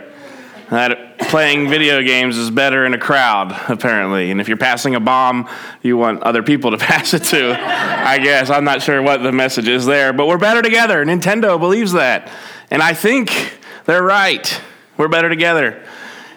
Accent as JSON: {"language": "English", "region": "New Jersey", "country": "United States", "tie": "born or raised there", "moved": "yes", "said": "I grew up in New Jersey"}